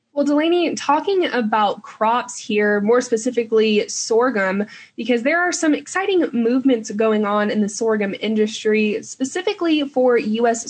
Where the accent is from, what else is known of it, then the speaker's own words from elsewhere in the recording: Texas, United States; being a Texan